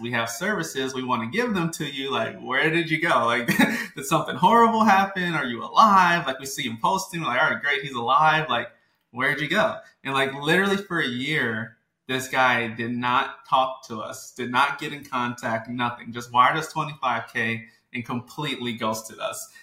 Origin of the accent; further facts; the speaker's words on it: New Orleans, Louisiana, United States; from New Orleans, Louisiana, born and raised